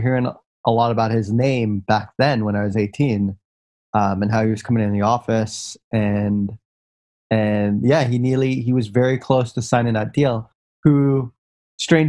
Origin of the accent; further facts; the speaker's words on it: Singapore; moved away as an adult; also born or lived in United States; I had grown up in Singapore